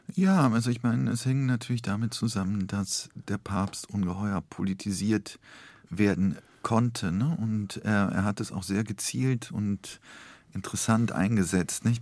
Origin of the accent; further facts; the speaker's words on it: Rhineland-Palatinate, Germany; also born or lived in Poland / Koblenz; ich bin ja im Rheinland groß geworden.